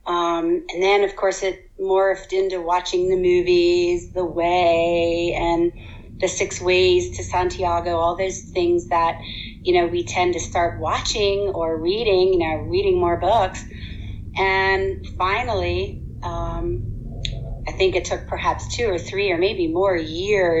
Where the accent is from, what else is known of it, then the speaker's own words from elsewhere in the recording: United States; we grew up in the States